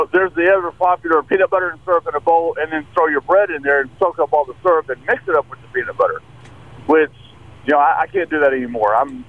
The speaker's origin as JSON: {"language": "English", "town": "Abilene", "region": "Texas", "country": "United States", "said": "I'm from Abilene"}